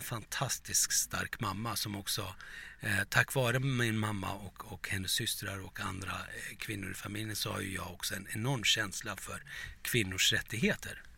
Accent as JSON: {"language": "Swedish", "country": "Turkey", "tie": "born or raised there", "moved": "yes", "lives_now": "Sweden", "said": "som liten i Turkiet"}